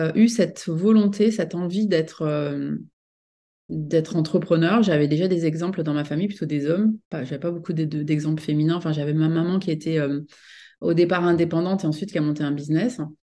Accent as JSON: {"language": "French", "country": "France", "tie": "born or raised there", "also_born_or_lived": "United States", "moved": "as an adult", "said": "je suis donc franco-américaine, donc je suis née en France, mais j'ai longtemps vécu aux États-Unis"}